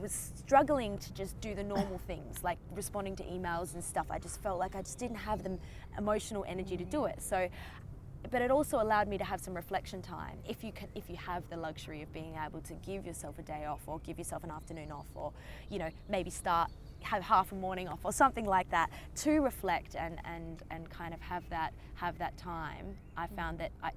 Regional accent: Australia; try being Australian.

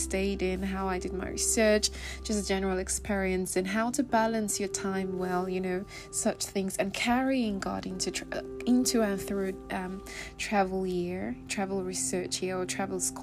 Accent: Nigeria; moved away; I am Nigerian.

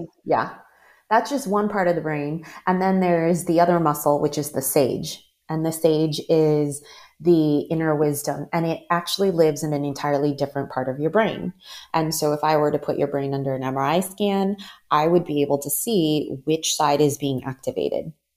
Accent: Maryland, United States; moved away as an adult; also born or lived in Los Angeles / San Francisco / New York / Ghana; I was born and raised in the Maryland area

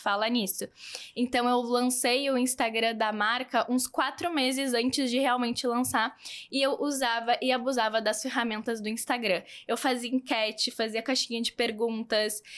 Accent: South Region, Brazil; accent: southern; eu sou do sul, um sotaque diferente

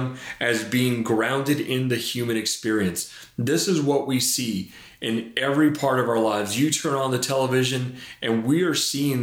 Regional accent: Laredo, Texas, United States; moved away; when I was a kid, I was raised down in South Texas in Laredo

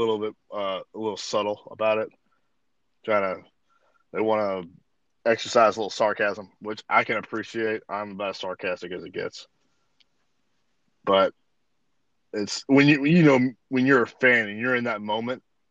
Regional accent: Memphis, Tennessee, United States; we grew up in Memphis

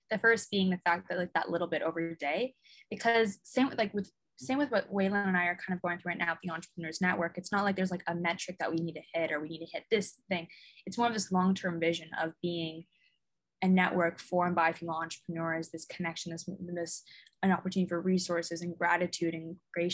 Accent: Hong Kong; I came to Canada every single year and twice a year with Hong Kong.

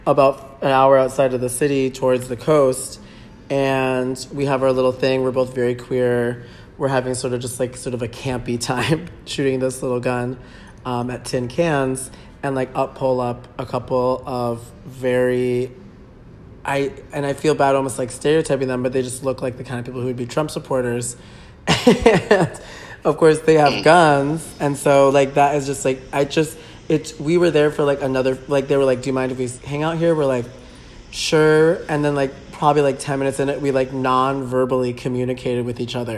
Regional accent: Minnesota, United States; I'm from Minnesota

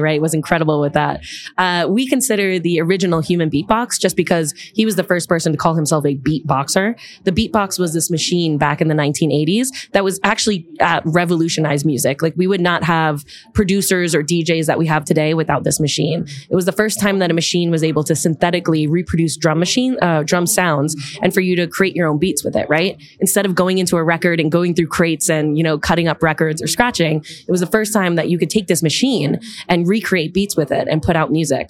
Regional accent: Long Island, New York, United States; moved away as an adult; now in Manhattan, United States; I'm from Long Island originally. And then I've lived all over the city. Now I'm in Manhattan.

